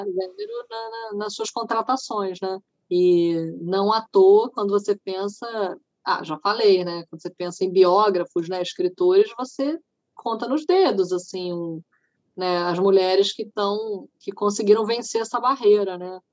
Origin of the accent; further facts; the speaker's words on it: Niterói, Rio de Janeiro, Brazil; Niterói, que é a minha cidade natal